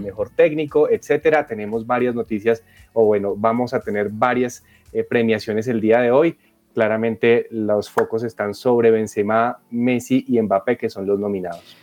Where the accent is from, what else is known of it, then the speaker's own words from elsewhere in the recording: Colombia; estos dos tenistas maravillosos que tenemos como colombianos